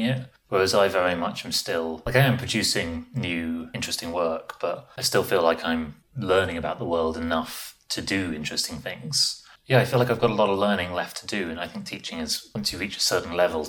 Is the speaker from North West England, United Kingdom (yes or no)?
no; London, United Kingdom; moved away as an adult; also born or lived in New York, United States; now in Leiden, Netherlands; I grew up in London